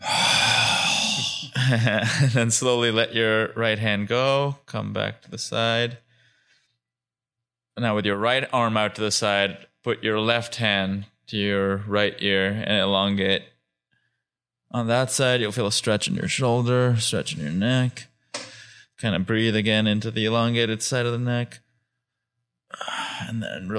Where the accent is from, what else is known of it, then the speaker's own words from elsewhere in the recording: Mumbai, Maharashtra, India; moved away as an adult; my hometown, Bombay, I think, is a city that gives me very specific vibes. And part of that is it's so many memories of that, you know, it's where I grew up till I was almost 18 years old